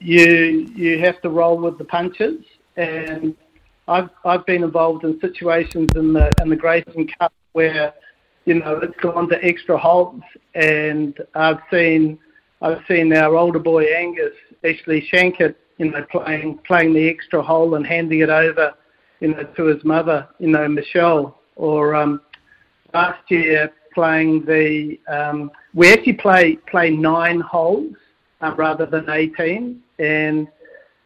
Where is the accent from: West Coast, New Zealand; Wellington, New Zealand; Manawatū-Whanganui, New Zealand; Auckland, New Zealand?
Manawatū-Whanganui, New Zealand; Palmerston North; now in Muriwai, New Zealand; I grew up in Palmerston North